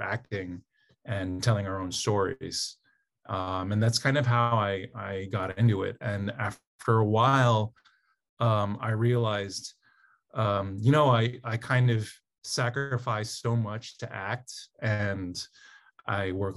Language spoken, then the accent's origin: English; Southern California, United States; I grew up in Southern California